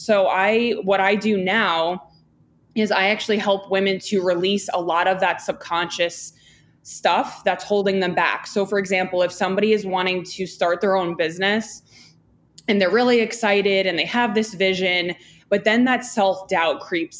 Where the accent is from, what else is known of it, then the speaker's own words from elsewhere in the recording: Long Island, New York, United States; I grew up in Long Island. My dad had a pharmacy and I worked with him for, you know, about 10 years.